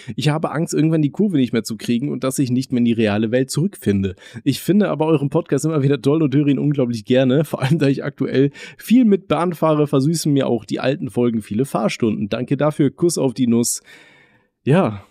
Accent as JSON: {"language": "German", "town": "Aachen", "region": "North Rhine-Westphalia", "country": "Germany", "moved": "yes", "said": "bei uns in Aachen, da wo wir gewohnt haben"}